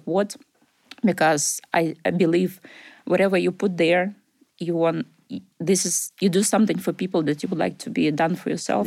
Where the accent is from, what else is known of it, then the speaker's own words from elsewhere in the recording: Ukraine; English is a second language; moved away as an adult; also born or lived in Russia; now in Glasgow, United Kingdom; I was born in Russia, grew up in Ukraine